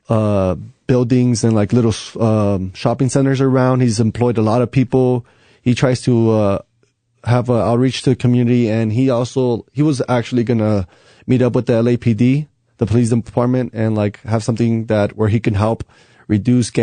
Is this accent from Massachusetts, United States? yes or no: no; Compton, California, United States; moved away as an adult; now in Albuquerque, United States; I grew up in Compton